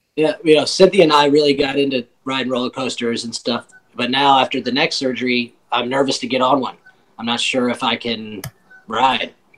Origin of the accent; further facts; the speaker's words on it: Michigan, United States; also born or lived in Washington, D.C.; I was born in Washington D.C. We moved to Michigan when I was ten